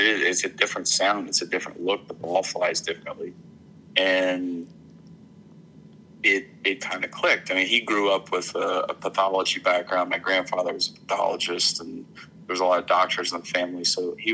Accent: Arkansas, United States; I grew up in Arkansas

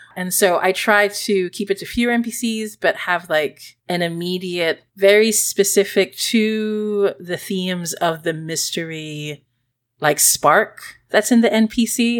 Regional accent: Singapore; moved away; also born or lived in Philippines; When I was growing up in Singapore

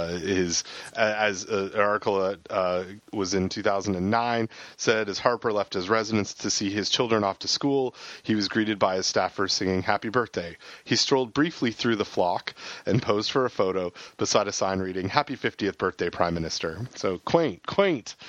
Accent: Canada; moved away; as I was growing up in Canada

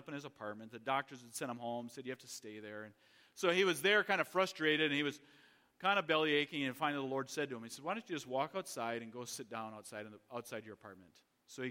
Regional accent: United States; I was from America

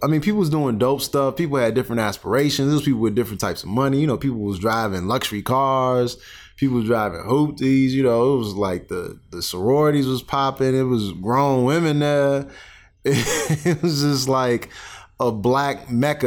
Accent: Calumet City, Illinois, United States; moved away; also born or lived in Chicago, Illinois / East Chicago, Indiana; I grew up in Calumet City, Illinois

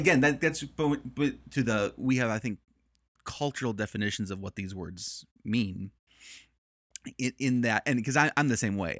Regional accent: Chicago, Illinois, United States; moved away as an adult; also born or lived in Northern Virginia / Chattanooga; I'm originally from Chicago and, uh, born, born in the city, raised in the suburbs

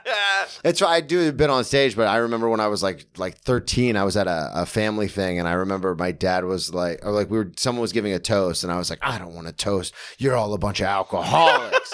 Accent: Daytona Beach, Florida, United States; I grew up in Daytona, which had, like, the best rugby team in the state of Florida

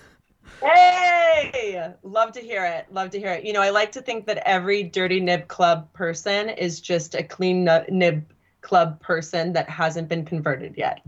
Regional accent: Sacramento Valley, California, United States; I'm literally from the Sacramento Valley of California

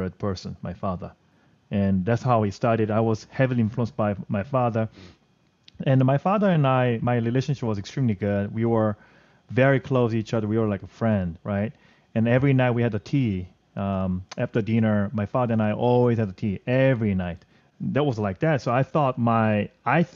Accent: southern South Korea, South Korea; English is a second language; now in Manhattan, United States; And I was raised in the South Korea, southern part area, as a countryside. So I felt I was raised in a very small town

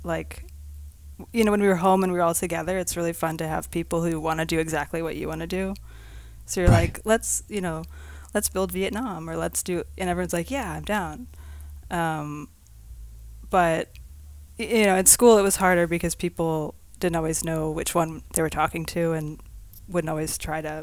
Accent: Ithaca, New York, United States; I grew up in Ithaca.

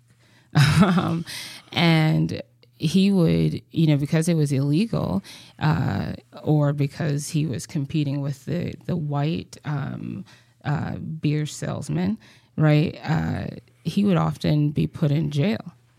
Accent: Mississippi, United States; moved away; growing up in Mississippi

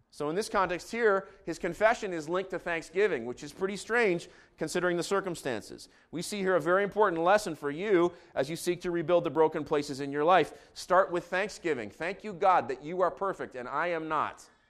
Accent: Jerusalem, Jerusalem District, Israel; moved away; I grew up in Jerusalem.

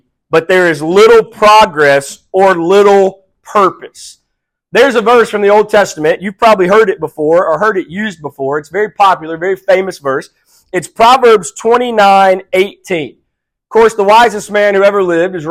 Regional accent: South Mississippi, United States; also born or lived in Houma, Louisiana; I was born in Houma, Louisiana. I was raised in South Mississippi

